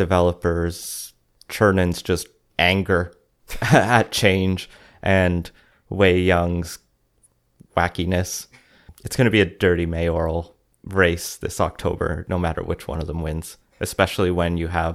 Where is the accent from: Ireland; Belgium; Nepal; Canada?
Canada; Alberta; now in British Columbia, Canada; when I grew up in Alberta